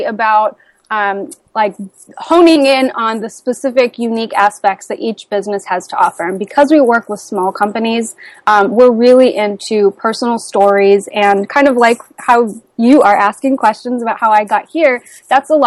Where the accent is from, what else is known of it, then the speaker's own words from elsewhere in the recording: Midwest, United States; I grew up in the Midwest, where the work ethic values are taught very strongly